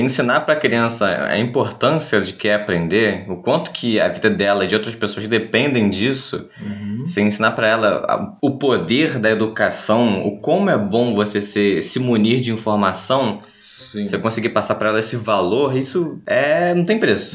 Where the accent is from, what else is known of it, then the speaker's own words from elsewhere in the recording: Brazil; como brasileiros